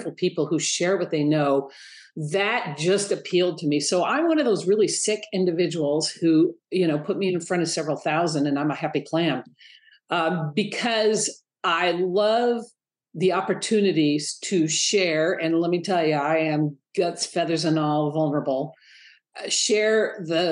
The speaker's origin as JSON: {"language": "English", "town": "Detroit", "region": "Michigan", "country": "United States", "tie": "born or raised there", "moved": "yes", "said": "I was raised in Detroit, and I can't tell you how many times I think, how did a little girl from Detroit, Michigan end up here"}